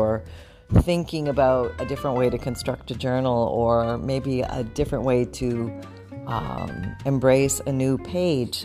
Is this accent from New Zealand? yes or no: no; Canada; now in Florida, United States; I was born in Canada